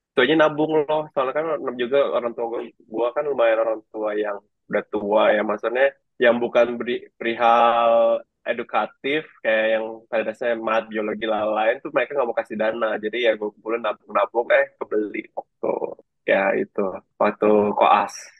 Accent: Jakarta, Indonesia; Itu uh, Jakarta Barat. Gue pada dasarnya orang Bali, cuma gue dari lahir di Jakarta. Jadi ya bisa juga dibilang gue orang Jakarta

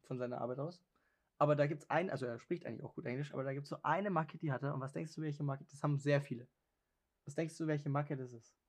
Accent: Germany; moved away; ich bin ja aus Deutschland und in Deutschland kann ich ziemlich viele Dialekte

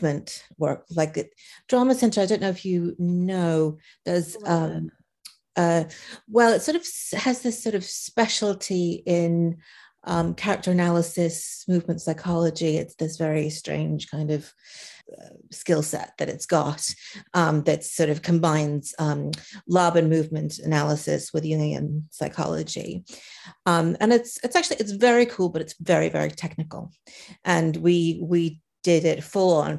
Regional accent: Philadelphia, Pennsylvania, United States; moved away as an adult; also born or lived in Chicago / Paris; now in London, United Kingdom; I am American originally myself. I went to university in Chicago, and even though I'm from Philadelphia

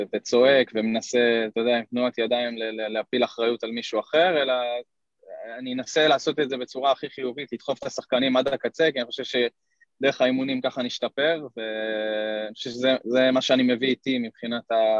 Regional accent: Kfar Saba, Central District, Israel; also born or lived in Netherlands; נולדתי בכפר סבא

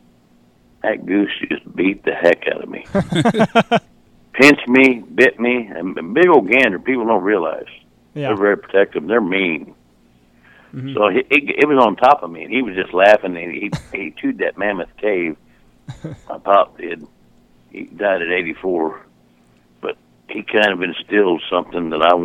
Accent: Southern Illinois, United States; born or raised there; also born or lived in North Aurora, Illinois

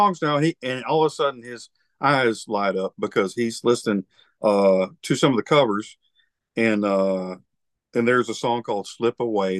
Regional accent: Alabama, United States; the South is a different, you know, area, which I'm from Alabama, you know.

